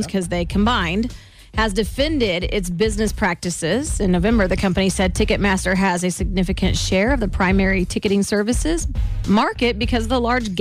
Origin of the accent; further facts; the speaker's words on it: Lee's Summit, Missouri, United States; Let's take back our hometown, Lee Summit